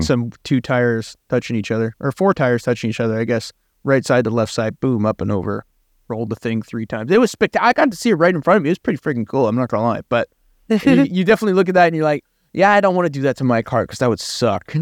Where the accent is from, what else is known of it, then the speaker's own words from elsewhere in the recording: Canada; I'm Canadian. I don't, I don't, I'm not French